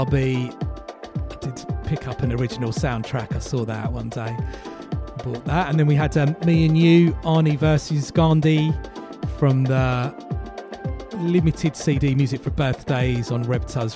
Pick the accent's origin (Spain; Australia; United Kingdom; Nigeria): United Kingdom; also born or lived in Nairobi, Kenya / Goa, India (ancestry); I came to the UK when I was four.